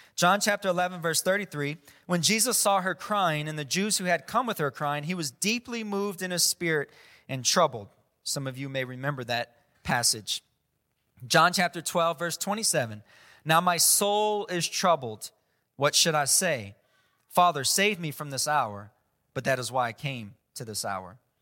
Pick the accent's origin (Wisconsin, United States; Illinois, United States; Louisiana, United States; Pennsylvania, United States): Louisiana, United States; South; growing up in South Louisiana